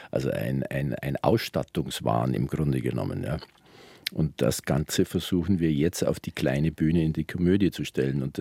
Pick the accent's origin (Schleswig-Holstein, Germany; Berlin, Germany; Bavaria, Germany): Bavaria, Germany; Wir waren, wir sind aufgewachsen alle in der Veterinärkönigin oder Kalberstraße.